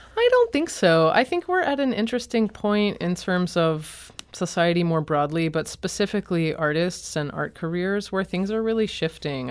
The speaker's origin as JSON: {"language": "English", "town": "Boston", "region": "Massachusetts", "country": "United States", "also_born_or_lived": "Chicago", "moved": "as an adult", "lives_now": "St. Louis, United States", "said": "I'm from Boston and then was in Chicago"}